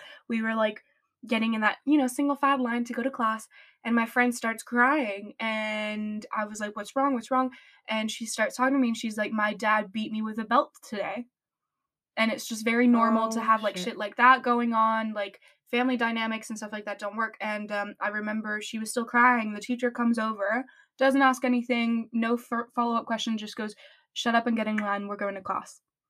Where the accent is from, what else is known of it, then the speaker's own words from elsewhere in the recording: France; English is a second language; France, when I grew up in France, mental health is really not a big thing.